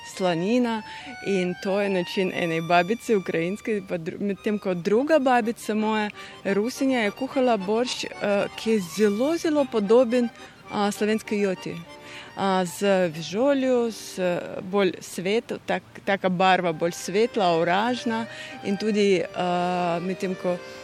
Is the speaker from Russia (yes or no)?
yes; Russian Far East, Russia; moved away; moje otroštvo je bilo na Daljem vzhodu Rusije